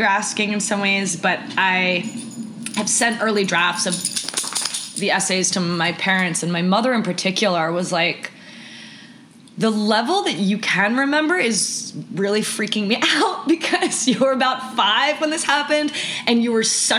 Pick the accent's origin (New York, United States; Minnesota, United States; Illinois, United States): New York, United States; I grew up on the Upper East Side of New York